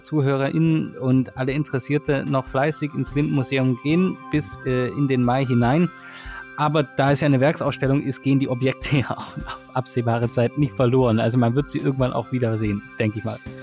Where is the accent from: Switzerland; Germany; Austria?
Germany; now in China; als Deutscher